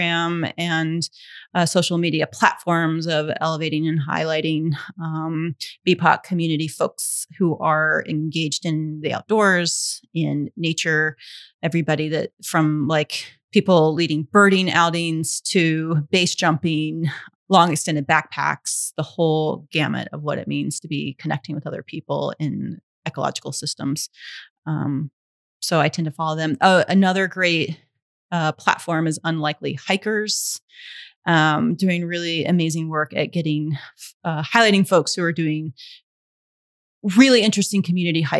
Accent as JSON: {"language": "English", "town": "Mobile", "region": "Alabama", "country": "United States", "said": "I'm from the Gulf Coast. I'm from Mobile, Alabama"}